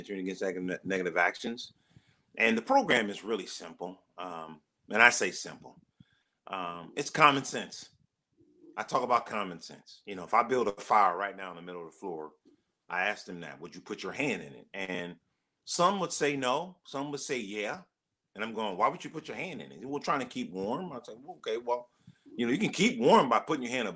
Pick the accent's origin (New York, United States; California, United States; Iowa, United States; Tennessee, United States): California, United States; Los Angeles; moved away as an adult; also born or lived in Arizona; now in Cincinnati, United States; Born and raised in South Central Los Angeles